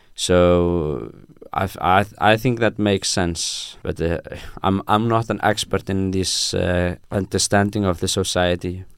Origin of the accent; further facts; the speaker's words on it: Iceland; English is a second language; moved away as an adult; now in Bergen, Norway; I am from Iceland